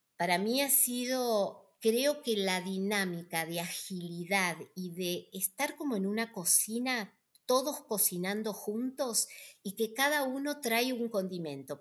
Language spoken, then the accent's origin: Spanish; Tandil, Buenos Aires Province, Argentina; moved away as an adult; yo nací en Tandil